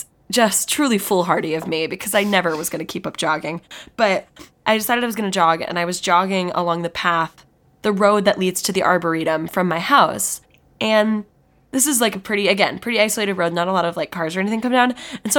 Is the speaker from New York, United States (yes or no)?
no; Virginia, United States; moved away; I'm from Virginia. I'm from a pretty rural, like specifically my house is in a pretty rural part of Virginia, like kind of where a bunch of farms are. Yeah, we live in a field.